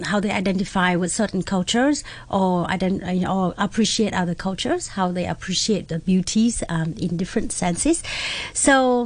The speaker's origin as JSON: {"language": "English", "country": "Vietnam", "tie": "born or raised there", "moved": "yes", "lives_now": "Hong Kong", "said": "I'm from Vietnam. I was born and raised there."}